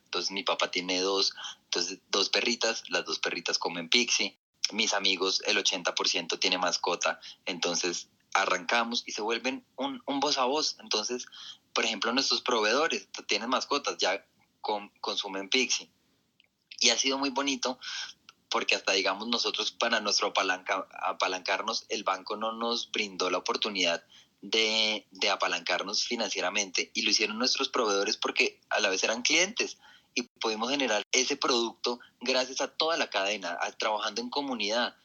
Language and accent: Spanish; Colombia; now in Bogotá, Colombia; nuestro país